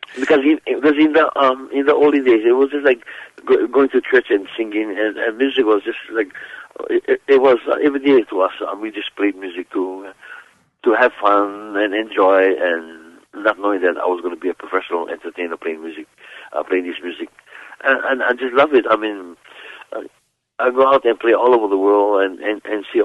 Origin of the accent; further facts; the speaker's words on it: Kalapana, Hawaii, United States; I grew up on the Big Island of Hawaii in a place called Kalapana.